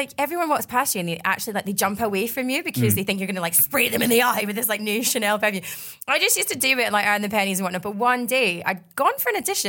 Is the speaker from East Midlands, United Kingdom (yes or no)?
no; Glasgow, Scotland, United Kingdom; moved away; growing up in Glasgow has given me like so much